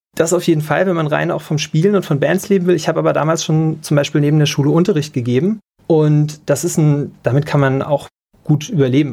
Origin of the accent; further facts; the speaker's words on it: Taunusstein, Hesse, Germany; moved away as an adult; now in Mainz, Germany; In Hessen groß geworden, in Taunusstein Abitur gemacht.